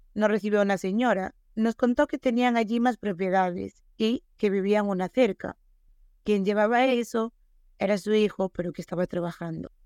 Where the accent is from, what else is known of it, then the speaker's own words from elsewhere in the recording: Galicia, Spain; Sí, somos gallegas, estamos acostumbradas al agua de aquí